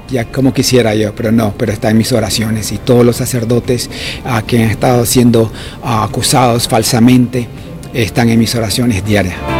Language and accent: Spanish; Nicaragua; now in New Jersey, United States; soy nicaragüense